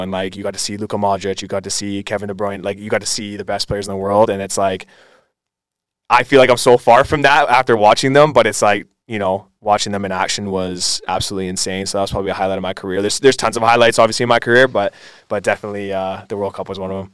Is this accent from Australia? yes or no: no; Aldergrove, British Columbia, Canada; moved away as an adult; also born or lived in Surrey, British Columbia / Montreal; I was actually born in Surrey, um, and then I moved to Aldergrove, a town just beside Langley, when I was about two years old. Been there ever since.